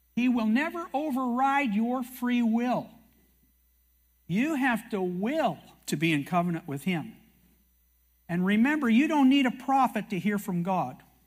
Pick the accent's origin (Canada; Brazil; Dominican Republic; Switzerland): Canada; I'm a Canadian